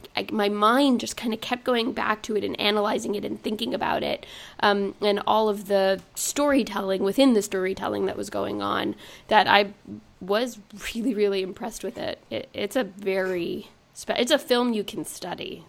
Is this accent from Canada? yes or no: yes; Montreal, Quebec, Canada; now in United States; growing up in Montreal